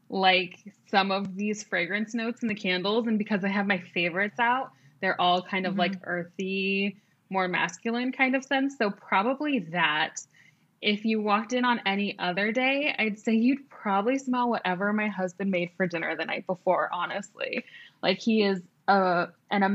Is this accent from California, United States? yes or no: yes; Manhattan Beach, California, United States; I grew up in Manhattan Beach, which is like in the South Bay, which is just south of LAX